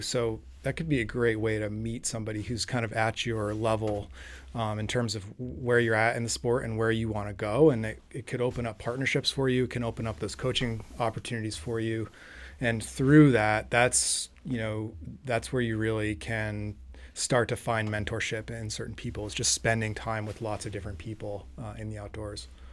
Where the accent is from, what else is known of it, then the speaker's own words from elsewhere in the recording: New Hampshire, United States; I grew up in New Hampshire